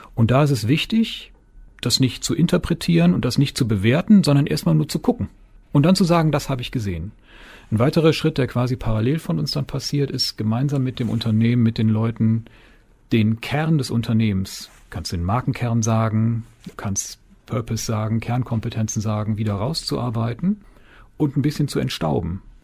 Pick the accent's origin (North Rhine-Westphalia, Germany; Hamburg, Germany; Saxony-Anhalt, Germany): North Rhine-Westphalia, Germany; between Cologne and Düsseldorf; also born or lived in Weserbergland / United States; now in Springe, Germany; Ehrlich gesagt bin ich geborener Rheinländer ja. zwischen Köln und Düsseldorf